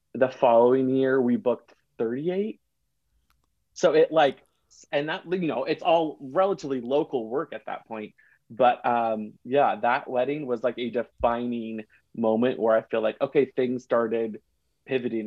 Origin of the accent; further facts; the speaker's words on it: Seattle, Washington, United States; I'm from Seattle